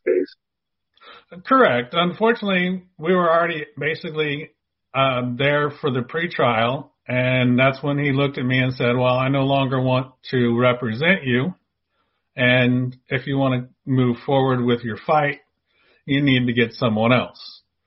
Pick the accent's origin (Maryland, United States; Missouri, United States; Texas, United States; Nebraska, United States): Texas, United States; Dallas; also born or lived in San Diego, California / Houston, Texas / Beaumont, Texas; So I've grown up in the Dallas Fort Worth area.